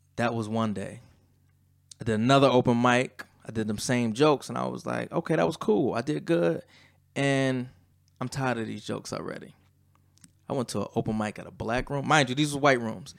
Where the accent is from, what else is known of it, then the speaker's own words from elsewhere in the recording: Lackawanna, New York, United States; also born or lived in Atlanta, Georgia; growing up in Lackawanna